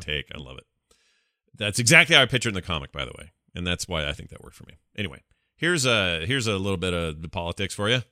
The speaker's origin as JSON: {"language": "English", "region": "the American South", "country": "United States", "said": "I'm from the American South."}